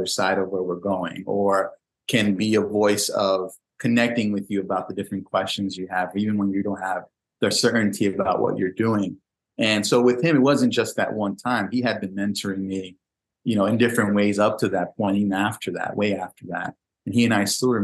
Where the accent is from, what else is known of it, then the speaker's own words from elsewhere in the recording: New York City, New York, United States; when I was a young kid growing up in the Bronx